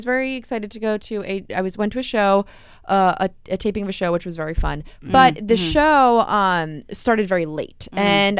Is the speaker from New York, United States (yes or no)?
yes; New York City, New York, United States; accent: New York City; I say Mario because I'm from Queens.